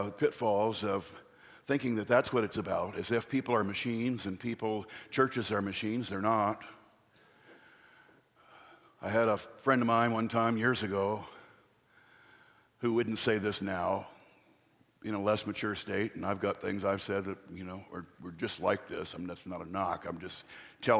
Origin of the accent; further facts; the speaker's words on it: Riverside, California, United States; moved away; also born or lived in Ohio; I'm not from here originally. I did grow up in Riverside, but I said, we moved here from Ohio